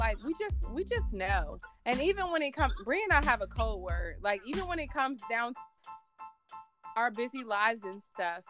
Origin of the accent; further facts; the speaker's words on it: Virginia, United States; I'm from Virginia